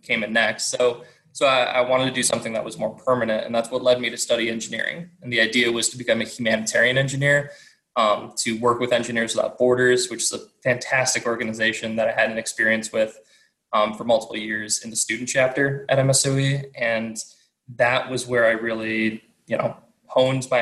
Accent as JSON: {"language": "English", "region": "Illinois", "country": "United States", "moved": "yes", "lives_now": "Wisconsin, United States", "said": "I was originally from Illinois"}